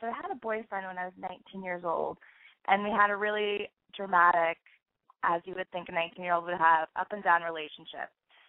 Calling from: Portland, Oregon, United States; Hi, I'm calling from Portland, Oregon. I'm 27

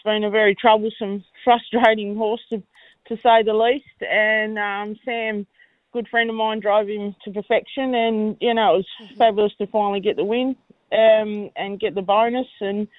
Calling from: Swan Bay, Tasmania, Australia; I'm located at Swan Bay at this morning, just at our farm that we've got there at Swan Bay.

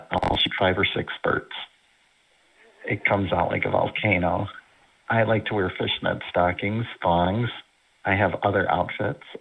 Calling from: Indiana, United States; I'm calling from the Chicagoland, Northwest Indiana area.

